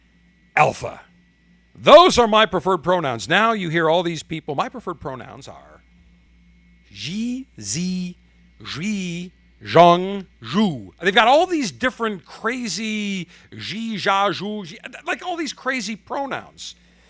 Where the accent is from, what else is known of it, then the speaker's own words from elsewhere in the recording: Buffalo, New York, United States; I grew up in Buffalo, 3 minutes from the Canadian border